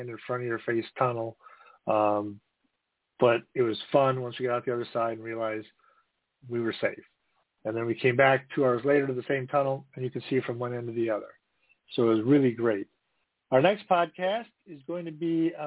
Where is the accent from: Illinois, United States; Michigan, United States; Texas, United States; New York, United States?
Illinois, United States; Northern; moved away as an adult; also born or lived in East Coast; now in Wisconsin, United States; I grew up in Northern Illinois, south of the Cheddar Curtain. Now I live north of the Cheddar Curtain.